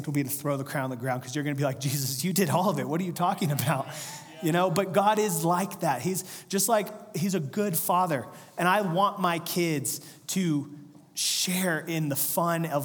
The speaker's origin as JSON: {"language": "English", "region": "Central/Northern California", "country": "United States", "said": "we're from Central California"}